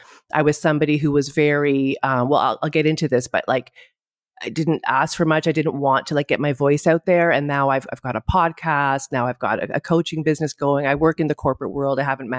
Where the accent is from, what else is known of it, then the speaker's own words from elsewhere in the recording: Ottawa, Ontario, Canada; moved away as an adult; now in Greece; I'm in Greece. I live here. I'm Canadian. I'm from Ottawa, but I live in Greece. I've lived here, oh my God, for like 28 years or something crazy like that.